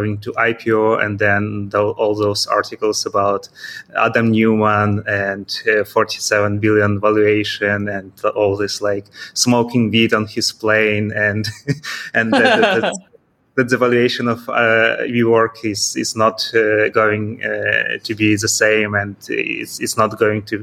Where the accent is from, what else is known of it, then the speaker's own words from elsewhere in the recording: Kyiv, Ukraine; moved away as an adult; now in Vinnytsia, Ukraine; It's about 200 kilometers from my native city. It's Kyiv